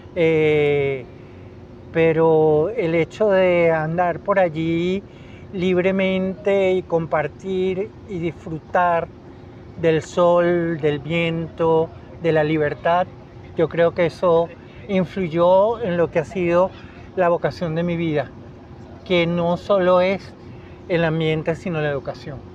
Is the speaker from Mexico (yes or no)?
no; Caracas, Capital District, Venezuela; Yo nací aquí en Caracas y nací en la clínica Racetti, donde mi papá era médico eh, y vivíamos en Artigas